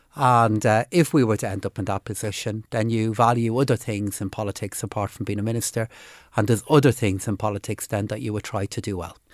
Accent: Dublin, Leinster, Ireland; also born or lived in Finglas; now in Phibsborough, Ireland; But I grew up in Blanchardstown and, uh, uh, live in Fibbsborough now

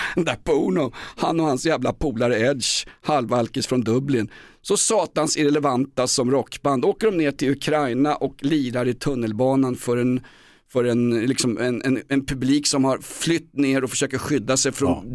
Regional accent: Stockholm, Stockholm County, Sweden; Den handlar om min uppväxt i Vällingby och Grimsta

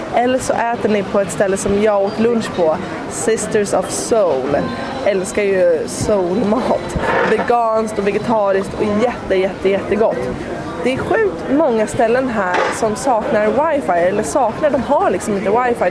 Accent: Sweden; hemma i Sverige

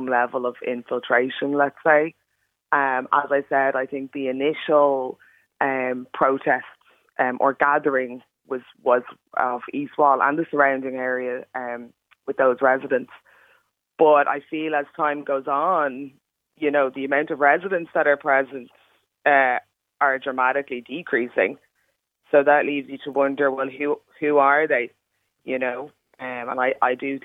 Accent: Ireland; I'm fully Irish, but, you know, I've got brown skin.

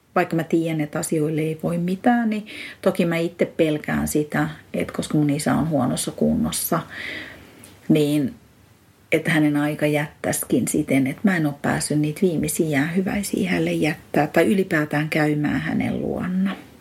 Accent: Eastern Finland, Finland; now in Espoo, Finland; Olen Itä-Suomesta kotosin

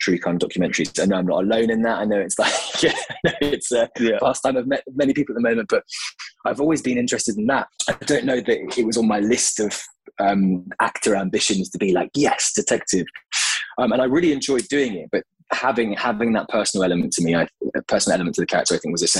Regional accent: Devon, South West England, United Kingdom; I'm from Devon

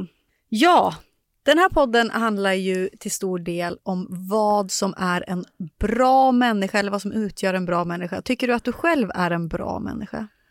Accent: Sundsvall, Västernorrland County, Sweden; now in Stockholm, Sweden; där jag är från, i Sundsvall, där på landsbygden

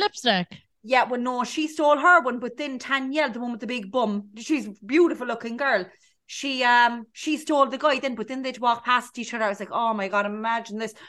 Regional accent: Cork, Munster, Ireland; moved away as an adult; I'm from um, Cork. It's usually Cork. I'm from Cork

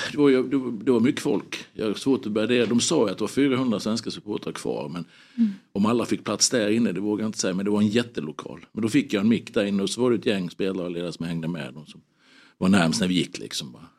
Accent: Sweden; som svensk alltså medborgare

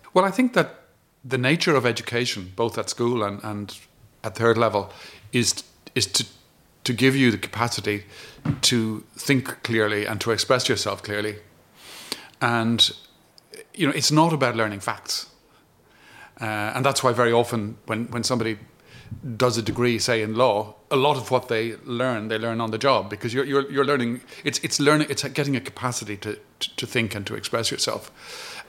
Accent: Ireland; as an Irish person

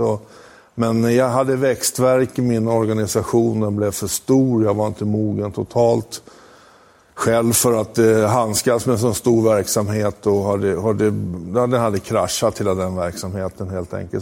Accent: Huddinge, Stockholm County, Sweden; also born or lived in Italy; Jag är en vanlig Stockholmskille. Jag kommer från Huddinge.

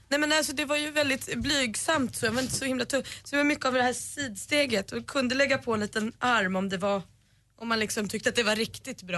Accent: Botkyrka, Stockholm County, Sweden; alltså jag är uppvuxen i Botkyrka

